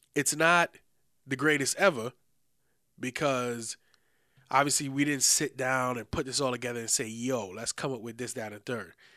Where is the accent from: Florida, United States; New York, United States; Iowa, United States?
New York, United States; New York City; we all from the Bronx, you know what I'm saying? We grew up in the Bronx in a certain time era